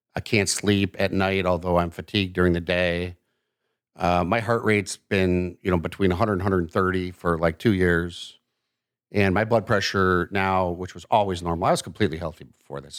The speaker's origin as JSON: {"language": "English", "town": "Milwaukee", "region": "Wisconsin", "country": "United States", "tie": "born or raised there", "also_born_or_lived": "Chicago, Illinois / Madison, Wisconsin", "said": "I actually was born in Chicago and about my family moved, uh, 'cause my dad's job up to the Milwaukee area when I was two"}